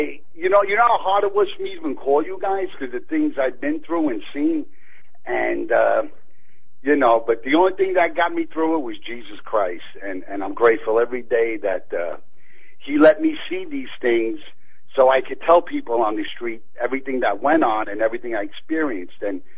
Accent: New York City, New York, United States; also born or lived in Hollywood; now in Pennsylvania, United States; growing up on the streets of Brooklyn, I ended up in show business

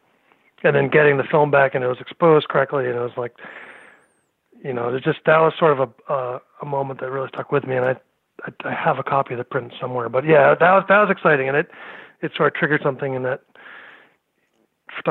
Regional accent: Lexington, Massachusetts, United States; now in Middlebury, United States; I grew up in Lexington, Mass

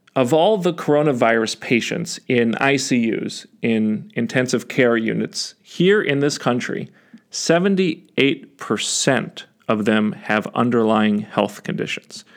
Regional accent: United States; as Americans

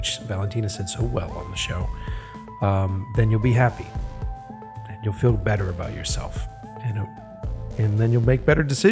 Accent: Boston, Massachusetts, United States; accent: Boston; my Boston accent comes out a little.

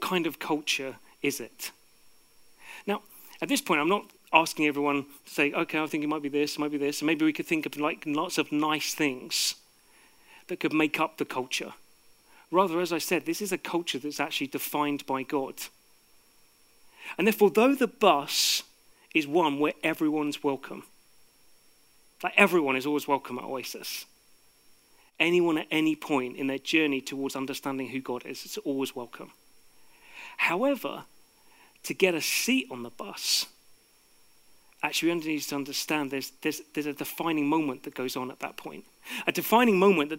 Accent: United Kingdom; people like me who are born here

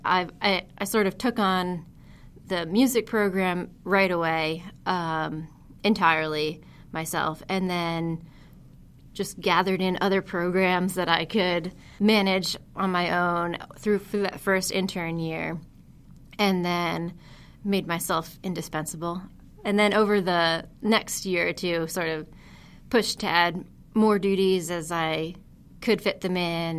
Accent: Huntington, New York, United States; moved away; I worked as an education intern in my hometown museum, the Heckscher Museum of Art in Huntington, New York.

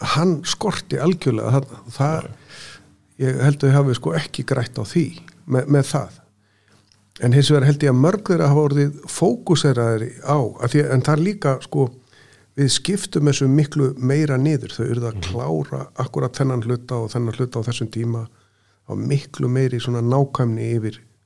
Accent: Austurland, Eastern Region, Iceland; moved away; ég er nú ættaður af Östuránum, fættist þar og ólst upp

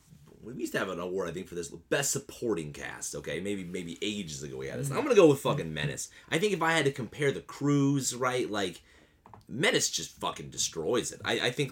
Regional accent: White County, Indiana, United States; I didn't grow up in the hood, man. I'm from White County, Indiana.

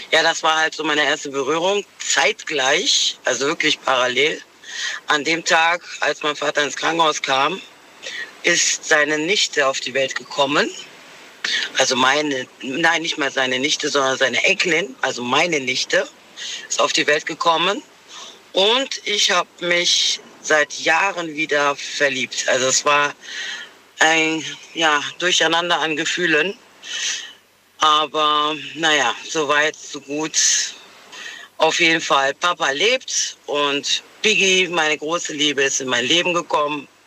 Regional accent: North Rhine-Westphalia, Germany; Ich bin aus dem Köln-Bonner Raum.

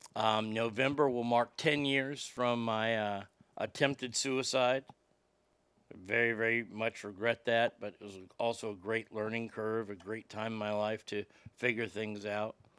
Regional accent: United States; being an American

